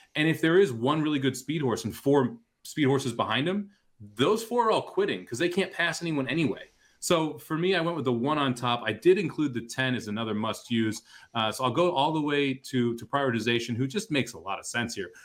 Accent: St. Louis, Missouri, United States; it was Emo's and White Castle growing up in Saint Louis

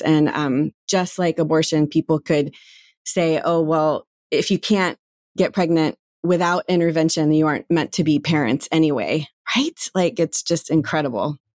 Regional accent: North Carolina, United States; moved away; growing up in North Carolina in community that is sort of very religious forward

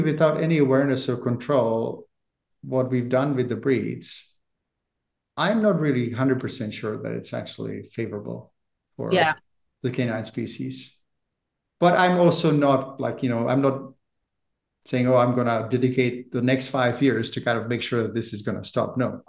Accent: Czechia; moved away as an adult; also born or lived in Prague; now in Canada; I'm from the Czech Republic originally, I've lived in Canada for 30 years

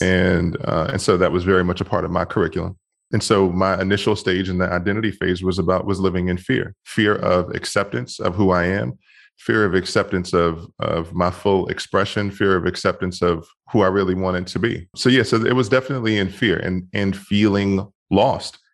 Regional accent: Washington, District of Columbia, United States; moved away; also born or lived in Bethesda, Maryland; I grew up in Washington, D C, and I grew up in a, a really tough neighborhood initially. And then I moved to Maryland and went to high school in Maryland

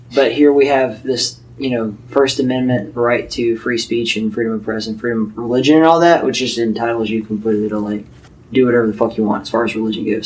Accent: Mobile, Alabama, United States; moved away as an adult; also born or lived in California / Arizona / Mississippi; I grew up in Mobile, Alabama, with these two fuck faces

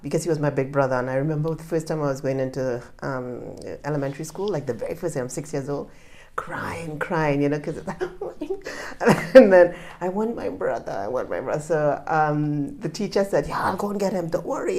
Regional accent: Trinidad & Tobago; moved away; also born or lived in Canada / Japan; from the Caribbean, I'm from Trinidad, and I'm Canadian as well.

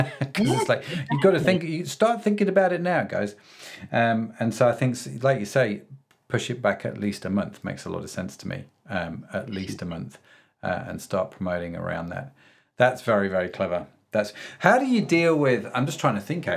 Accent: United Kingdom; being a Brit myself.

